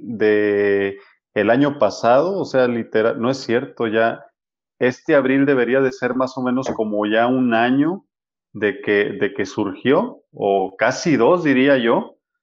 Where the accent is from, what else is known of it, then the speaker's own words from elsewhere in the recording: Culiacán, Sinaloa, Mexico; now in Guadalajara, Mexico; Yo soy de Culiacán, Sinaloa